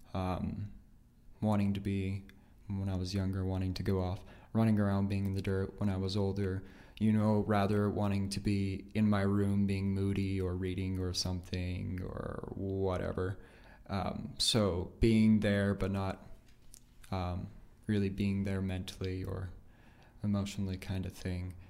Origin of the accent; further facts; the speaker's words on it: Nampa, Idaho, United States; born, raised there, been there my entire life.